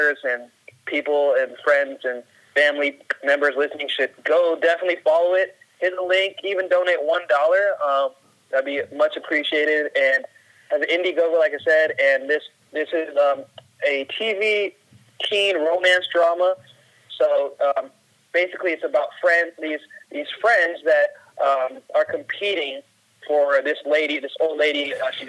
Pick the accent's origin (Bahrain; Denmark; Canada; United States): United States; Seattle, Washington; I'm from Seattle